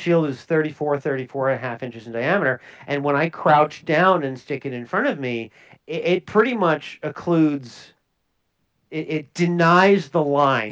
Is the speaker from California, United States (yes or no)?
no; Minnesota, United States; I'm from Minnesota